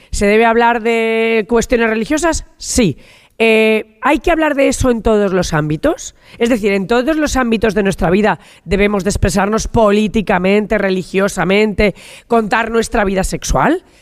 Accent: La Rioja, Spain; soy riojana y como riojana, en esta Santa Rioja eh, eh, me he pasado toda mi infancia

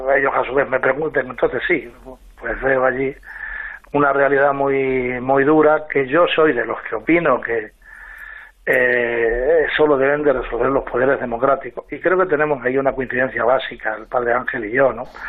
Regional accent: Extremadura, Spain; yo soy extremeño

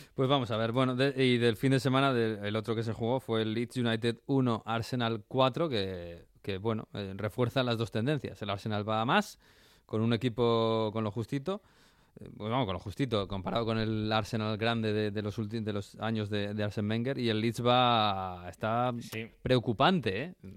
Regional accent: Spain; en España somos muy de Navidad

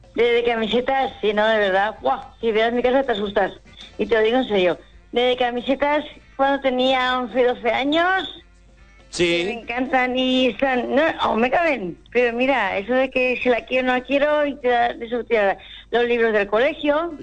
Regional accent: Valencia, Valencian Community, Spain; accent: maño; Soy, valenciana, valenciana. Mi padre era de Castellón

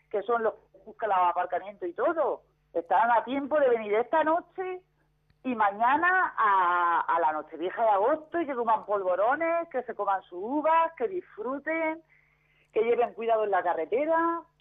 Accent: Alicante, Valencian Community, Spain; yo, yo, mira, yo soy alicantina, pero prefiero traer lo de la tierra.

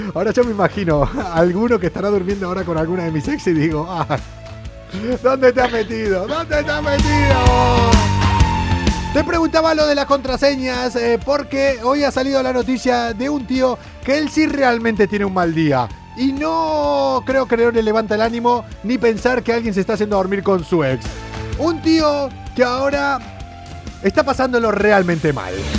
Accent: Argentina; soy argentino

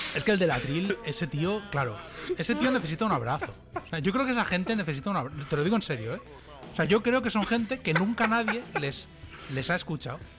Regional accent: Castelldefels, Catalonia, Spain; now in Dallas, United States; yo soy de Castefa

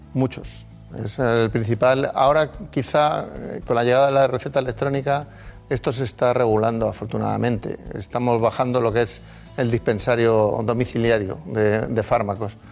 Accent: Madrid, Community of Madrid, Spain; yo nací en Madrid, pero eh, los orígenes de mis padres en, en Palencia.

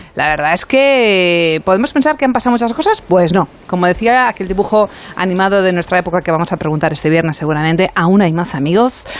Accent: Mediterranean coast, Spain; Yo soy del Mediterráneo

